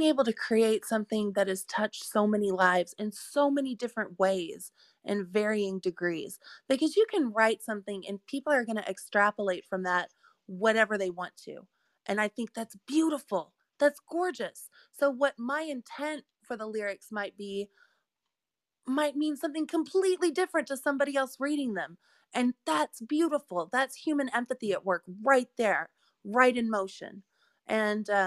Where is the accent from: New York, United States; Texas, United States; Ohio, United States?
Texas, United States; Austin; moved away as an adult; now in Midwest, United States; I'm from Texas, where everything's called a Coke.